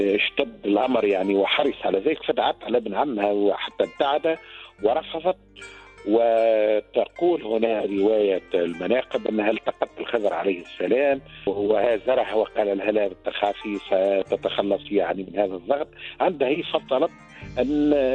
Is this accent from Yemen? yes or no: no; Tunisia; عندنا في تونس